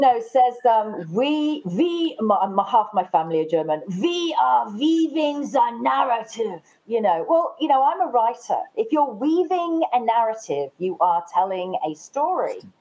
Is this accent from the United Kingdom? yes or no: yes; England, United Kingdom; now in Australia; I am English.